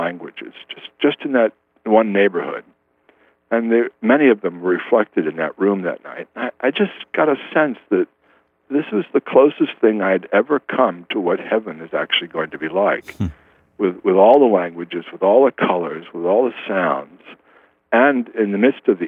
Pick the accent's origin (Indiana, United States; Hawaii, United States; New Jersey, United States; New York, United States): New York, United States; New York metropolitan area, United States; moved away; I grew up in the New York metropolitan area. All my family was from Brooklyn, New York, on both sides